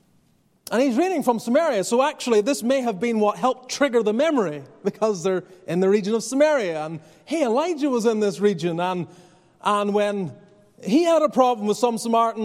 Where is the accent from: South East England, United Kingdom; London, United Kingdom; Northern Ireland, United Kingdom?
Northern Ireland, United Kingdom; moved away; I grew up in Northern Ireland